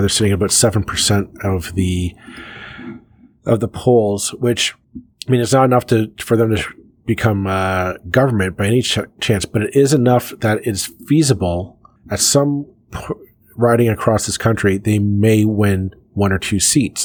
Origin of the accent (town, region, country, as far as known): Canada